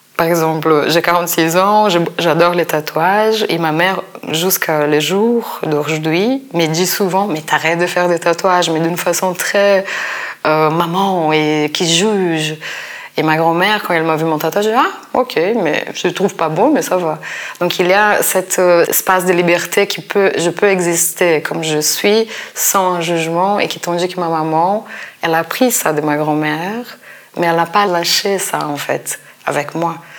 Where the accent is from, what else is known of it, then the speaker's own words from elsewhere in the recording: Brazil; moved away; mon enfance au Brésil. Peut-être si j'étais si restée au Brésil